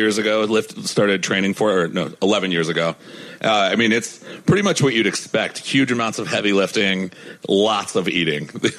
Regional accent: Ohio, United States; my hometown in Ohio

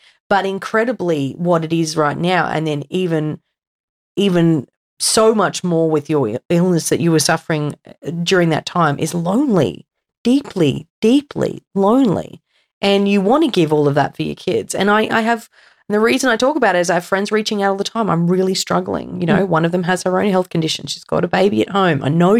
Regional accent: Australia; Curse away. We're Australian. You're fine.

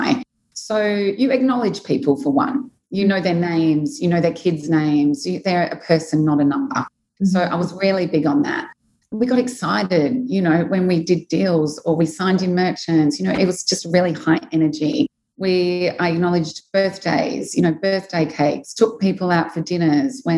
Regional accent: Australia; moved away as an adult; now in Dubai, United Arab Emirates; I'm from Australia. I came to Dubai when I was 26.

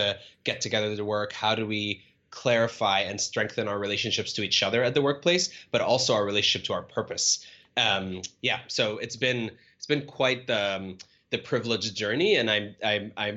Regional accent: Cairo, Cairo Governorate, Egypt; moved away as an adult; now in United States; I was born and raised in Cairo and grew up there for the majority of my life

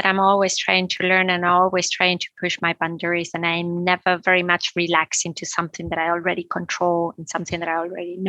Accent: Canary Islands, Spain; moved away; also born or lived in Madrid, Spain / England; I was born in Madrid, but I grew up in the Canary Island

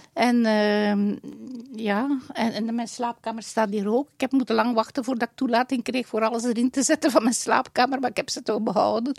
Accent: Dendermonde, Flanders, Belgium; moved away; Dendermonde, mijn geboortestad.

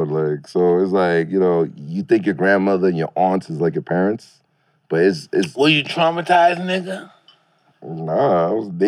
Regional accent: Brooklyn, New York, United States; born there; Yeah, I was born in Brooklyn, and then of course where he's like his

